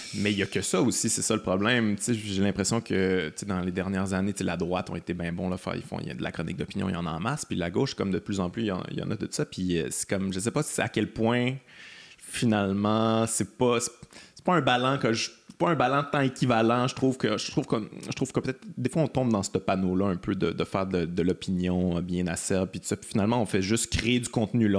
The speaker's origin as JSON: {"language": "French", "region": "Quebec", "country": "Canada", "said": "je suis québécois"}